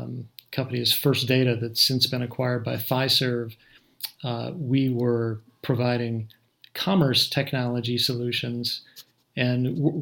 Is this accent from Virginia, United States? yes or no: no; Minnesota, United States; Actually, when I was a little kid, I grew up in Minnesota